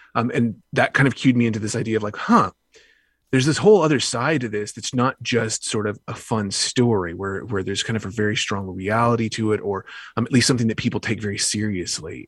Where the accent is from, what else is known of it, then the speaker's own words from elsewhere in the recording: the South, United States; I grew up in the South